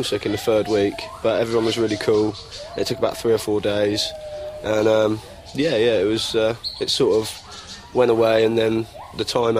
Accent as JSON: {"language": "English", "area": "Surrey", "region": "South East England", "country": "United Kingdom", "said": "Yeah, I come from Surrey in London, and I came to Thailand for the gibbons and the macaques."}